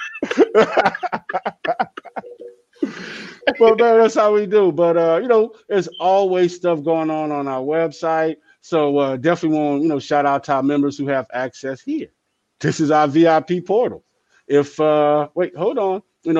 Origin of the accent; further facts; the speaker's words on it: New Orleans, Louisiana, United States; now in Dallas, United States; I'm from New Orleans